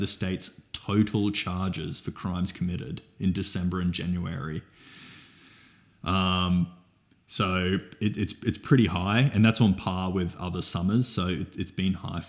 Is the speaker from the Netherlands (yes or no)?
no; Toowoomba, Queensland, Australia; I am from Toowoomba